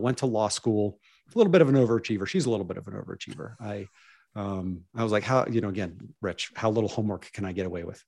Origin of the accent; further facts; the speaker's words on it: Pittsburgh, Pennsylvania, United States; I grew up in Pittsburgh, P